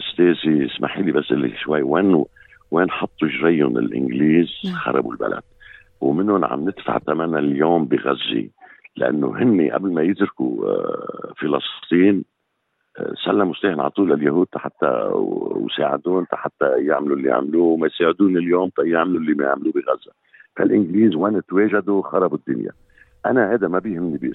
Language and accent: Arabic; Lebanon; now in Australia; مثل ما قلت انا لبناني وممكن يكون من ديانه غير الديانه آه، غير الديانه العامه هون باستراليا مرحب فيني ومحترم